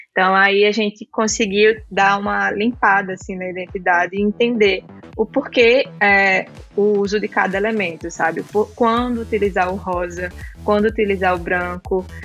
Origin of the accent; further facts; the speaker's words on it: João Pessoa, Paraíba, Brazil; moved away as an adult; now in Santa Catarina, Brazil; eu sou natural de João Pessoa, na Paraíba